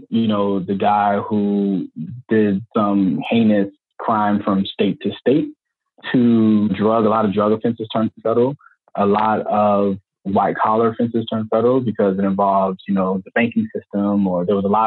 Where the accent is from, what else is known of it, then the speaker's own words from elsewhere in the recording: St. Petersburg, Florida, United States; I grew up in St. Petersburg, Florida